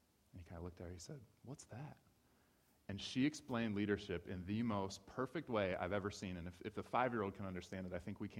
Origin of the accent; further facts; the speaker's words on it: Ohio, United States; moved away; I grew up in Ohio.